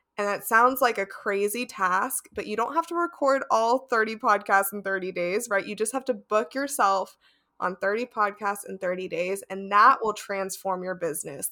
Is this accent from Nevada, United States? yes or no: yes; Las Vegas, Nevada, United States; now in Seattle, United States; I grew up in Las Vegas and there's a lot of Spanish speakers there, but now I'm in Seattle